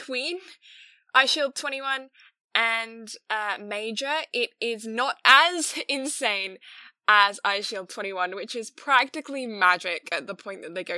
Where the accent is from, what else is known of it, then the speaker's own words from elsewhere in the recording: England, United Kingdom; I'm English